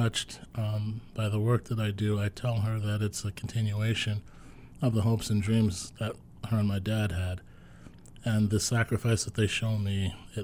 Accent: New York City, New York, United States; I grew up in the Flatbush section of Brooklyn

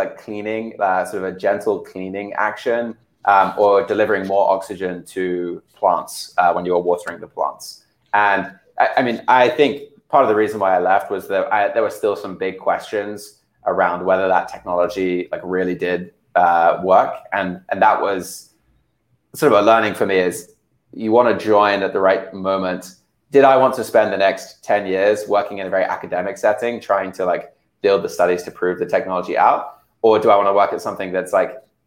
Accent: United Kingdom; moved away as an adult; now in United States; I was born over here in the States, but grew up in the UK

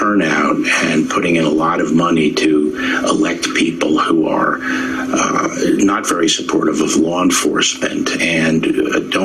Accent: New York City, New York, United States; I grew up in New York City. NYPD is sort of the police force of my youth.

